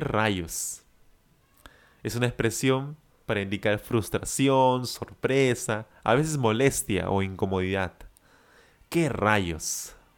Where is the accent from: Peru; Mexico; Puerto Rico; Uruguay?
Peru; yo soy de Perú